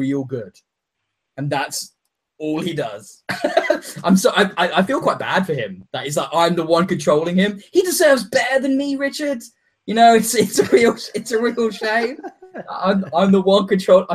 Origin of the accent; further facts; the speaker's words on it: England, United Kingdom; I'm from England.